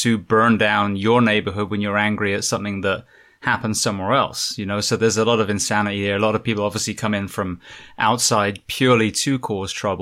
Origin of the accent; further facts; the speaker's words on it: United Kingdom; now in Orlando, United States; being British but working over here